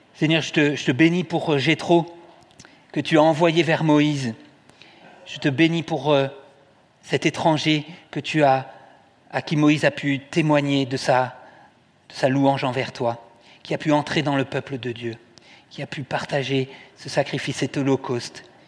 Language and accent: French; Toulouse, Occitania, France; je suis né à Toulouse